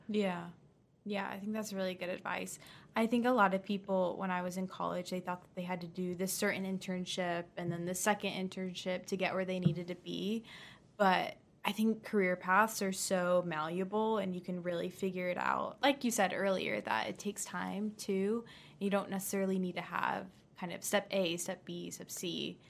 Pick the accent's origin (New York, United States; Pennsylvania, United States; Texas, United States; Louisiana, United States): Texas, United States; Dallas; I'm actually from Texas